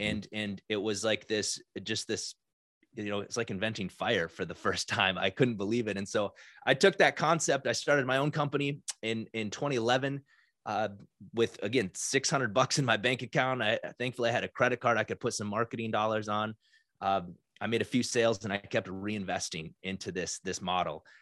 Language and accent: English; South Dakota, United States; now in Minnesota, United States; 'cause I grew up in South Dakota